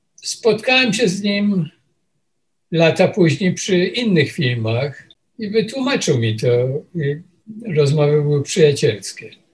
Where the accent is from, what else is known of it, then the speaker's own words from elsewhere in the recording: Poland; moved away as an adult; also born or lived in Łódź; now in New York, United States; przyjechałem z Polski i e, wylądowałem w tym Nowym Jorku